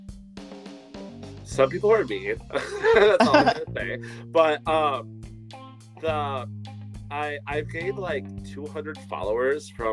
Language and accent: English; Wisconsin, United States; I'm from Wisconsin